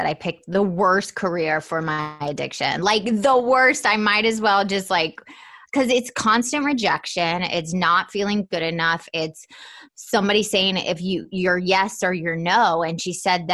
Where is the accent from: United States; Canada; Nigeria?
United States; Atlanta, Georgia; I was definitely not the typical Southern girl. I was raised in Atlanta, Georgia